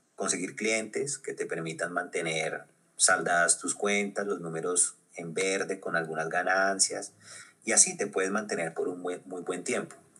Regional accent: Colombia; porque somos latinoamericanos, porque somos colombianos, porque hablamos español

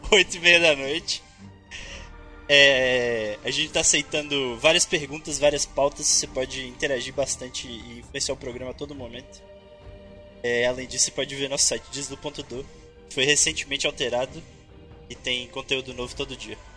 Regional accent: Montes Claros, Minas Gerais, Brazil; Eu sou de Montes Claros, Minas Gerais, terra do Piqui, de Japonvá, da carne seca de Bocaiúva e, e da farinha de Morro Alto.

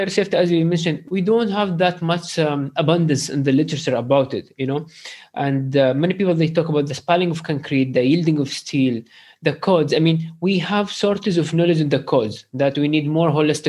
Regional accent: Sharjah, United Arab Emirates; I am from Sharjah

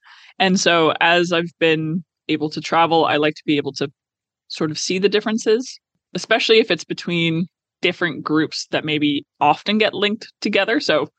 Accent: Canada; as a Canadian.

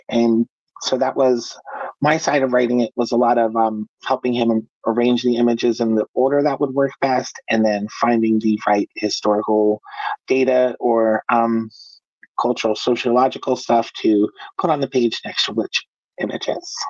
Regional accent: United States; I am an American uh, writer

